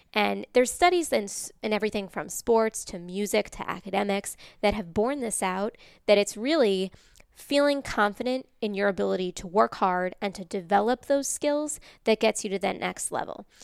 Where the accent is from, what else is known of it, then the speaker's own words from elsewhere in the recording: Massachusetts, United States; moved away; I'm from Massachusetts originally, so I'm what they call a masshole in traffic